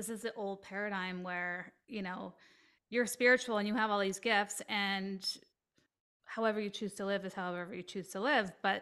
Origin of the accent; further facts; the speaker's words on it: Canada; I'm Canadian